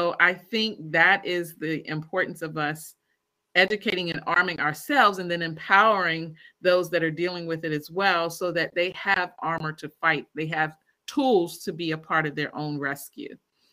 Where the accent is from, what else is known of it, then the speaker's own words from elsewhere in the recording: Maryland, United States; also born or lived in Washington, D.C.; I am from Maryland. I was born and raised in Maryland. Born in D.C., but raised in Maryland